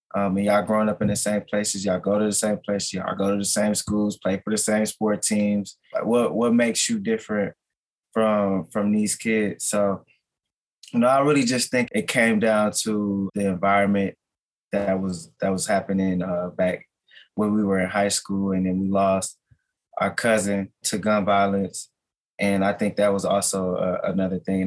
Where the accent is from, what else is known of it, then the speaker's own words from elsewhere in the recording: Minneapolis, Minnesota, United States; I was born and raised in North Minneapolis. So I'm a lifelong North Sider.